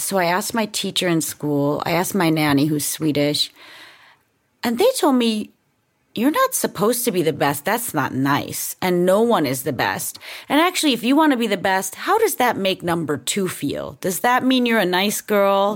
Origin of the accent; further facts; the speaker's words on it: United States; also born or lived in Denmark / Sweden; as an American